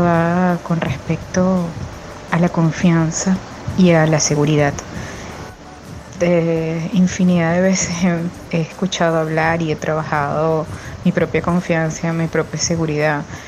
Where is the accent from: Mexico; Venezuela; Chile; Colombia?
Venezuela; now in Málaga, Spain; soy venezolana viviendo en España, Málaga